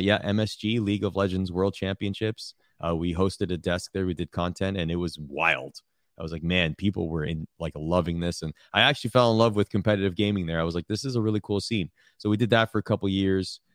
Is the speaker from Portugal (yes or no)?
no; Toronto, Ontario, Canada; I'm from Toronto